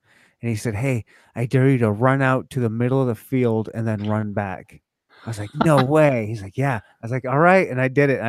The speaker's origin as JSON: {"language": "English", "region": "Michigan", "country": "United States", "tie": "born or raised there", "moved": "yes", "said": "I've lived all over the country. I was a military brat, but I was born and raised in Michigan. I claim that as home."}